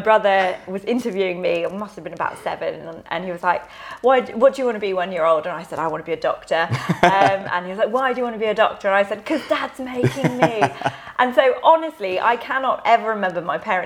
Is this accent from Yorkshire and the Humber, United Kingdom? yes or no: no; Ealing, London, United Kingdom; So I grew up in Ealing with a 2.4 family, so mum, dad, brother, in a nice little suburban area